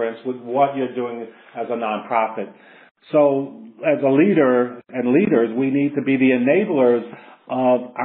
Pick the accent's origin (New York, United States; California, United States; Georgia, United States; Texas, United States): New York, United States; New York City; I grew up in the South Bronx. I grew up in the projects.